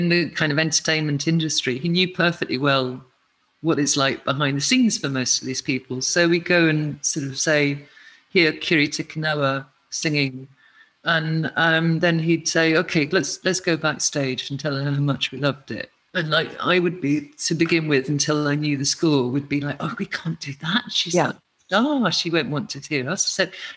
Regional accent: Edinburgh, Scotland, United Kingdom; moved away; growing up in Edinburgh with such an incredible festival city

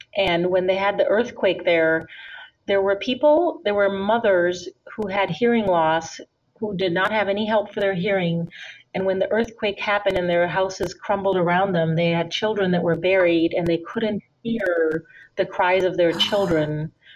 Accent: India; moved away as an adult; also born or lived in Minnesota, United States; now in United States; And then I also grew up in India. My father's from India. I was born here in the United States in Minnesota, but when I was five, I went to live in India for 13 years

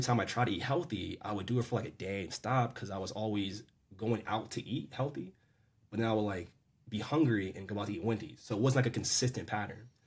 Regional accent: Maryland, United States; I'm born and raised in Maryland

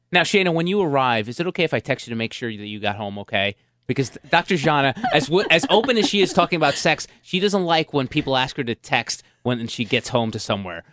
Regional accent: Jersey City, New Jersey, United States; when I was a nine-year-old boy growing up in Jersey City

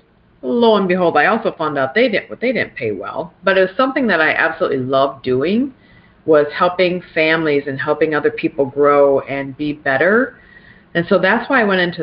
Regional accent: South Dakota, United States; also born or lived in Pierre, South Dakota / Brandon, South Dakota; I was born in Pierre, South Dakota, and ironically enough, we didn't live too far, and Pierre is where our state capital is. And I didn't live too far from the state capitol, so I actually grew up playing like on our governor's mansion lawn

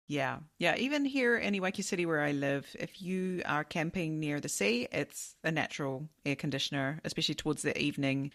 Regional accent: New Zealand; now in Japan; I come from New Zealand.

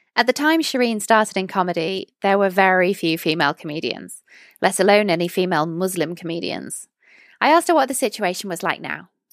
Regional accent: United Kingdom; as a British person

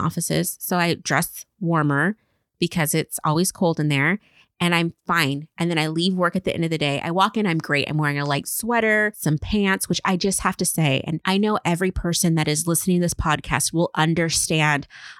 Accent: Pacific Northwest, United States; I am from the Pacific Northwest.

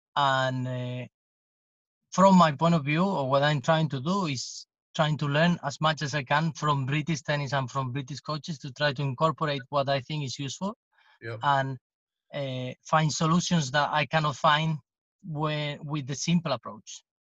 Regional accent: Jerez de la Frontera, Andalusia, Spain; English is a second language; in Jerez, which is my hometown

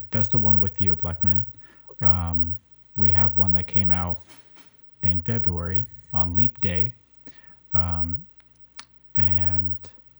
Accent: Seattle, Washington, United States; moved away; also born or lived in New York; growing up in Seattle and then in New York

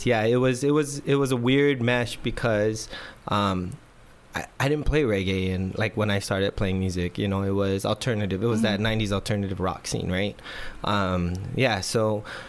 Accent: Guam; moved away as an adult; now in San Diego, United States; our generation growing up on Guam

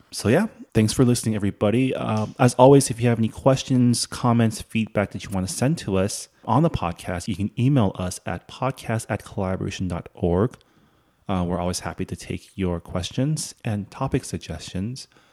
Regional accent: San Gabriel Valley, California, United States; moved away as an adult; also born or lived in Canada; now in Washington, D.C., United States; I grew up in the San Gabriel Valley

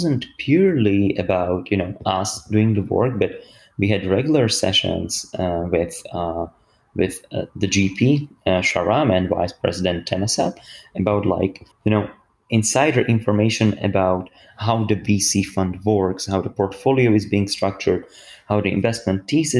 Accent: Slovakia; now in Oxford, United Kingdom; I'm coming from Slovakia, which is in Eastern, Central and Eastern Europe

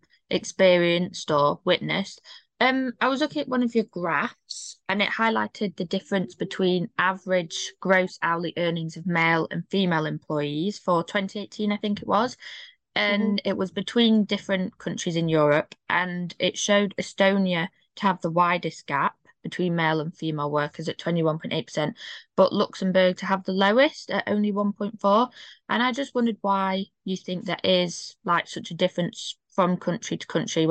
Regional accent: United Kingdom; I'm from Britain

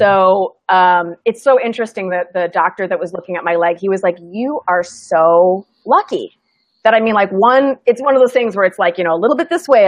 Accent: Midwest, United States; I'm from the Midwest

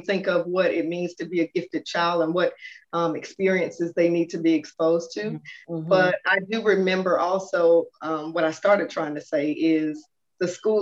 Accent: Atlanta, Georgia, United States; born and raised right here, Metro Atlanta

